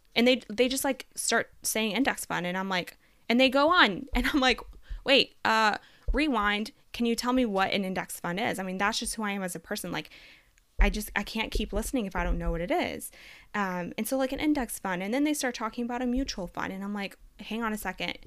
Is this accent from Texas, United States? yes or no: yes; Texas, United States; also born or lived in Colombia; I am from Colombia, South America, born and semi-raised there. I moved to the United States at the age of five. Um, since then, I've lived in Texas, uh, until now